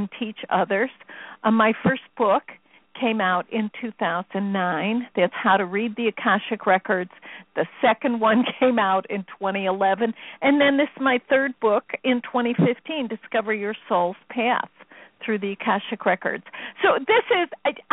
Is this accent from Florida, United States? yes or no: no; Chicago, Illinois, United States; I'm from Chicago. We don't use words like that.